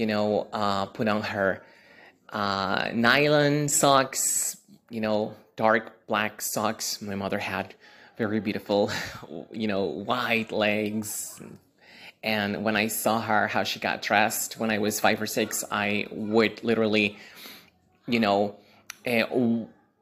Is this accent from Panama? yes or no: no; Lima, Peru; I am originally from Lima, Peru, in South America.